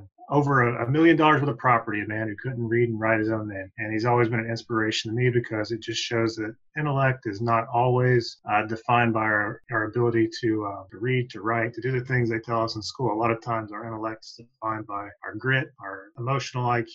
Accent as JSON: {"language": "English", "town": "Somerset", "region": "Kentucky", "country": "United States", "tie": "born or raised there", "said": "I was born and raised in Somerset, Kentucky, which is a little town in the southern part of the state"}